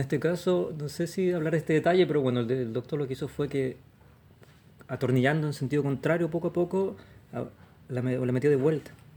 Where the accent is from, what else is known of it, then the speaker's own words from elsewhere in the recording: Santiago, Santiago Metropolitan Region, Chile; moved away as an adult; now in Los Angeles, United States; Nací acá en Santiago, el 73